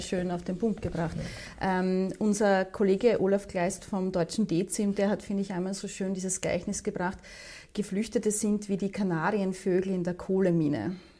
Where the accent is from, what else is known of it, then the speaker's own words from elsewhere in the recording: Austria; Wir sind außerdem ein sehr, sehr kleines, noch dazu neutrales Land